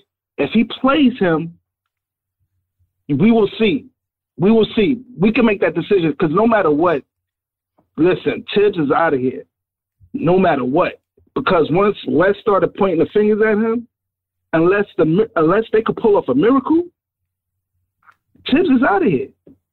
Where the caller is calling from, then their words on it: New York, United States; from Harlem.